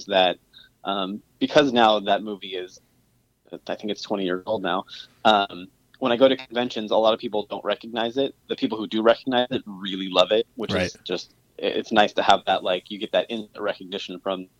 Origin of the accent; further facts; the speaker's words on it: Southern California, United States; moved away as an adult; now in Seattle, United States; So I was born and raised in Southern California, and then moved to Seattle about 7 years ago